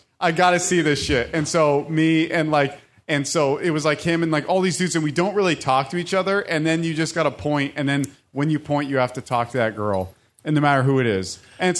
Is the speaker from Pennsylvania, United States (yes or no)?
no; Orange County, California, United States; I'm from Orange County, California, and there's just too many people.